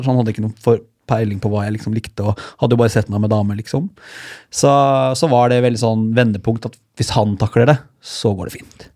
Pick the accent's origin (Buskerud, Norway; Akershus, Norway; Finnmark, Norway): Buskerud, Norway; Hallingdal; jeg er jo fra Hallingdal. Lite sted, årlig Hallingdal